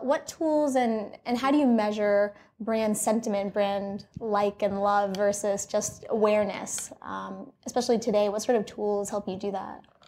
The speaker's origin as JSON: {"language": "English", "region": "New England", "country": "United States", "said": "As a fellow New Englander"}